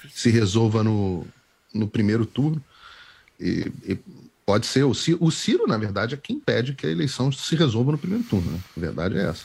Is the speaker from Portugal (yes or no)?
no; Rio de Janeiro, Brazil; Nascido e criado no Rio